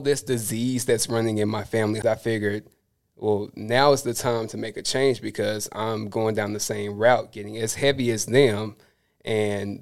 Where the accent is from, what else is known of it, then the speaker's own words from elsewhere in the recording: Tuscaloosa, Alabama, United States; I grew up in Tuscaloosa, Alabama, but I moved out here for school